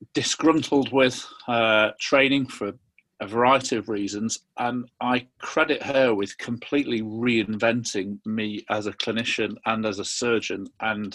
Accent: Yorkshire and the Humber, United Kingdom; I'm a Yorkshireman. Born and bred

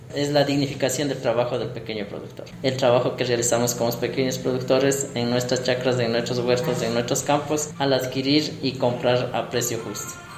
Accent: Riobamba, Chimborazo, Ecuador; soy de acá de la comunidad de Cuatro Esquinas

